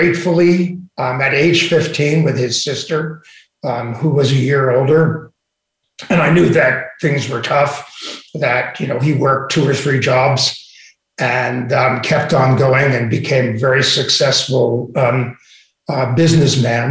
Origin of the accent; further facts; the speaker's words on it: New York City, New York, United States; also born or lived in Little Neck / Great Neck; my family made the great migration from Brooklyn when I was just before I was 13 to Little Neck and then ultimately to Great Neck